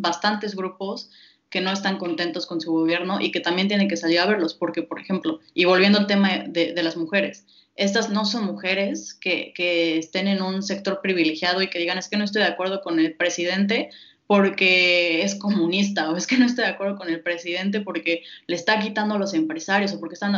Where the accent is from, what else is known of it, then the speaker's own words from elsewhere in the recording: Mexico; nosotros como mexicanos